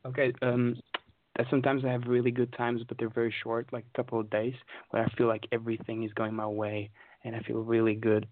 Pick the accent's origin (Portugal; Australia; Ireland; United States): Portugal; now in London, United Kingdom; I'm from uh, Portugal